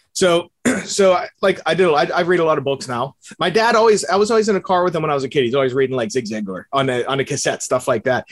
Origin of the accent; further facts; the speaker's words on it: Bethel Park, Pennsylvania, United States; I grew up in Pittsburgh. I, it's actually a suburb in Bethel Park.